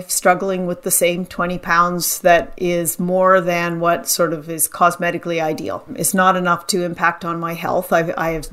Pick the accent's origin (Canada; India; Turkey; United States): Canada; I'm Canadian